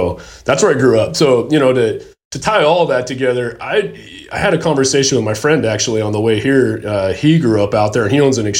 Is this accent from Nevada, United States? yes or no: yes; Las Vegas, Nevada, United States; So when I grew up, we grew up in Vegas. That's where I was born and raised